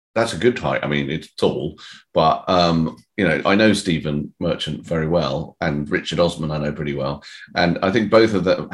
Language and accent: English; United Kingdom; also born or lived in United States; I was born in America. I have dual citizenship, but I've lived my whole life in this country, so I don't feel particularly American.